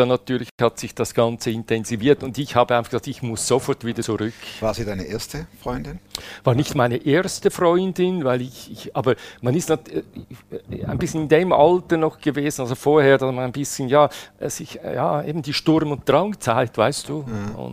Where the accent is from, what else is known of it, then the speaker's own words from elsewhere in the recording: Switzerland; Karriere, so wie es sein muss. Als Schweizer. Als Schweizer, ja.